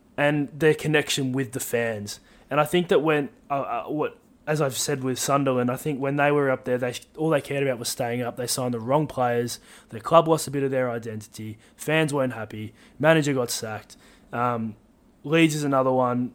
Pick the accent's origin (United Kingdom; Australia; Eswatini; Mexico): Australia; being Australian